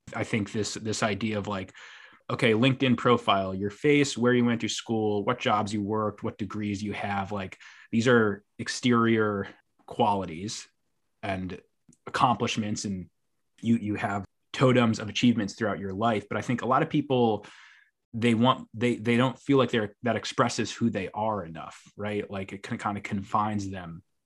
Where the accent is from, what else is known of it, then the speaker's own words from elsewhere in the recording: New York City, New York, United States; as a New Yorker